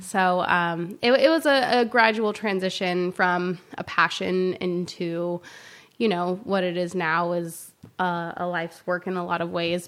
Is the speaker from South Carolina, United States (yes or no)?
yes; South Carolina, United States; now in San Luis Obispo, United States; I grew up in South Carolina